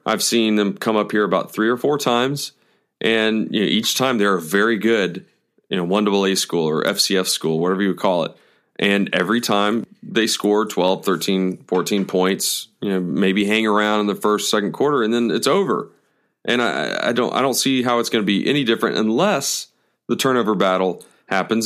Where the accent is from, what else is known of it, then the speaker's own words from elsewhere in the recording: Atlanta, Georgia, United States; I was born and raised in Atlanta.